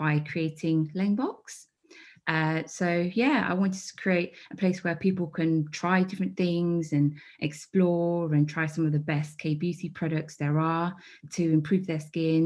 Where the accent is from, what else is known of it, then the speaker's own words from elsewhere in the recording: Midlands, United Kingdom; growing up in the Midlands, I think there was like me and one other like Chinese person.